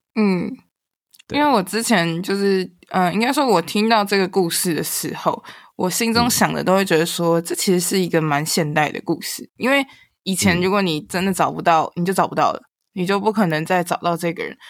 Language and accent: Chinese; Taiwan; 我不会讲台语，然后我们家的台湾的背景